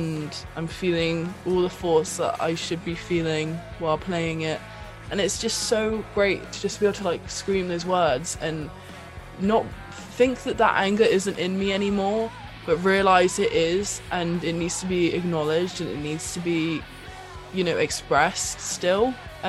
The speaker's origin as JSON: {"language": "English", "town": "Bristol", "region": "South West England", "country": "United Kingdom", "said": "I sing and play guitar in … with my band. We're from Bristol in the UK."}